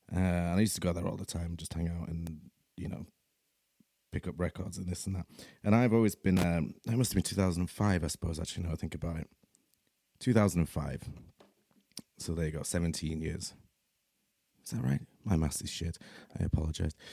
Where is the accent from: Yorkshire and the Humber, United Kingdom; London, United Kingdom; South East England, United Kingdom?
Yorkshire and the Humber, United Kingdom; Leeds; I'm from Leeds in Yorkshire, here in the U K